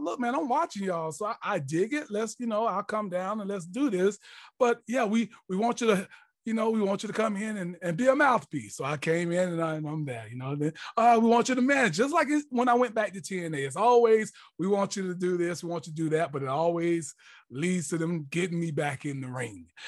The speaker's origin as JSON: {"language": "English", "town": "Jacksonville", "region": "Florida", "country": "United States", "tie": "born or raised there", "said": "growing up in Jacksonville, Florida, Duval County"}